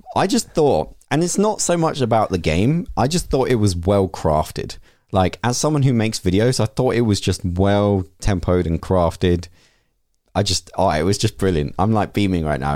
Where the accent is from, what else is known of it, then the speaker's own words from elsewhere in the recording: United Kingdom; we're British